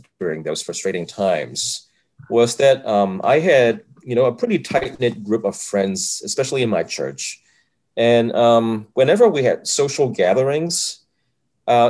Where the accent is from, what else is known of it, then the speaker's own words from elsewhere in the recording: Hong Kong; English is a second language; moved away as an adult; also born or lived in Rochester, United States; now in Cincinnati, United States; growing up in Hong Kong, even though, you know, we were a British colony at that point, English was not really spoken as a first language